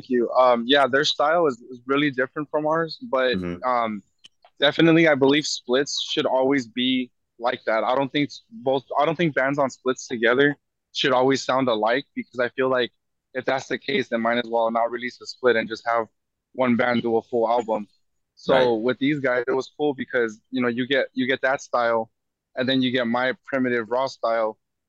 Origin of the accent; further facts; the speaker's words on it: California, United States; I was born and raised in California.